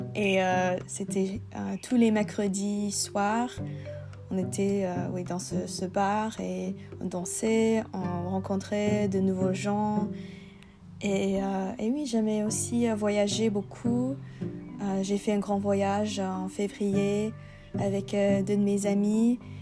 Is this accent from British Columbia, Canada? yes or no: yes; Vancouver, British Columbia, Canada; French is a second language; je viens de Vancouver, Canada